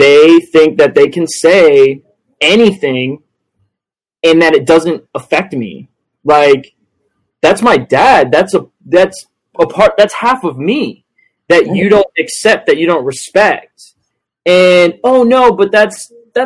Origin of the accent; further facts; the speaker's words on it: Southwest Florida, United States; growing up in Southwest Florida